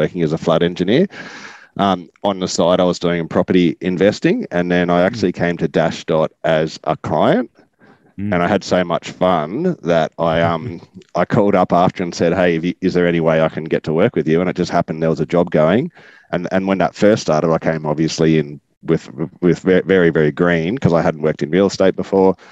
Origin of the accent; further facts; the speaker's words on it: Gosford, New South Wales, Australia; also born or lived in Newcastle, New South Wales / Bellingen, New South Wales; now in Nambucca, Australia; And then I actually grew up until my teenagerhood on the Central Coast. So up behind Gosford in a small sort of country area called Colnura.